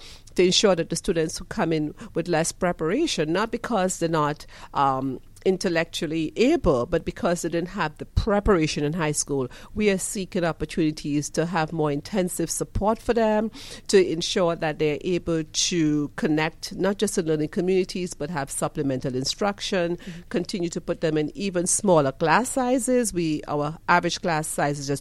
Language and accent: English; Trinidad & Tobago; moved away as an adult; also born or lived in Michigan / Indiana; now in Georgia, United States; And I'm from Trinidad and Tobago. I grew up, you know, in very humble environments in Trinidad and Tobago as the last of 5 kids.